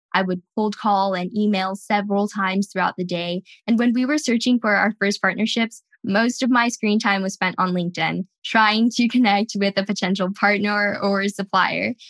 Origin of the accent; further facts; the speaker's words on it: California, United States; Growing up in California